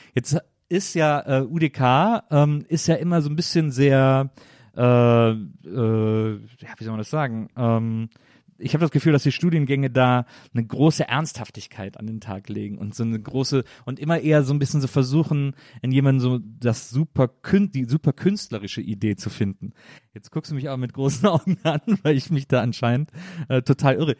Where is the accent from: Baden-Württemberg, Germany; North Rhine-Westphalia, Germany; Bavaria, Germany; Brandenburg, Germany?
North Rhine-Westphalia, Germany; near Cologne; now in Berlin, Germany; ich komme aus der Nähe von Köln